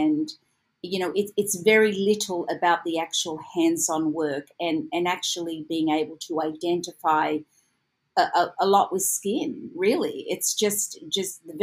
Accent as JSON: {"language": "English", "town": "Sydney", "region": "New South Wales", "country": "Australia", "moved": "as an adult", "lives_now": "Los Angeles, United States", "said": "originally I am from Sydney, Australia."}